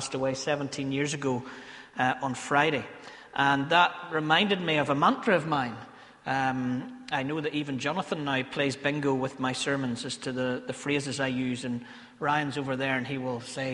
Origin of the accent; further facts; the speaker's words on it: Ballymena, Northern Ireland, United Kingdom; accent: Ballymena; one of my favourite Ballymena accent words that I have